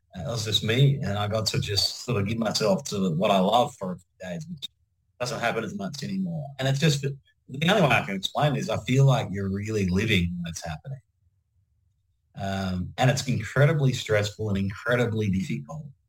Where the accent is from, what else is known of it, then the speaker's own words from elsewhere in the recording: Penrith, New South Wales, Australia; also born or lived in Mount Druitt; I grew up in Penrith and Mount Druitt.